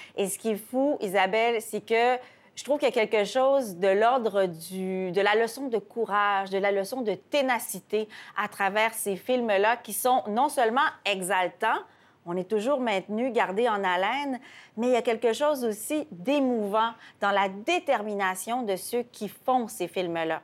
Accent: Quebec, Canada; Et chez nous, au Québec aussi

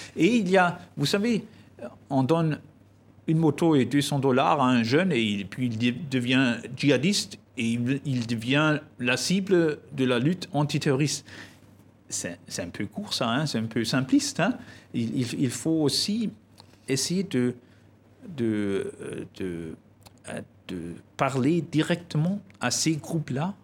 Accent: Germany; chez nous en Allemagne

